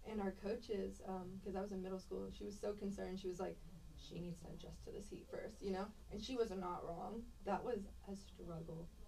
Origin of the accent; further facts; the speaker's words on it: Pittsburgh, Pennsylvania, United States; moved away; also born or lived in Cypress, Texas; originally I'm from Pittsburgh, Pennsylvania.